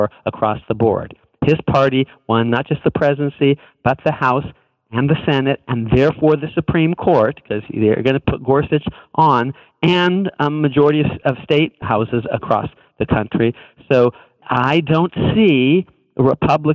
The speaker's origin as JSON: {"language": "English", "region": "California", "country": "United States", "tie": "born or raised there", "moved": "yes", "said": "I grew up in California, which is a very blue place"}